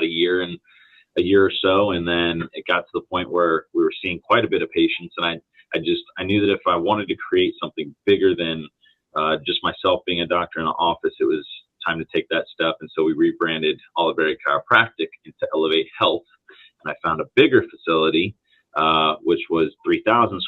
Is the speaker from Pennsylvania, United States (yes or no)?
no; Palm Harbor, Florida, United States; I was born and raised over in Palm Harbor, Florida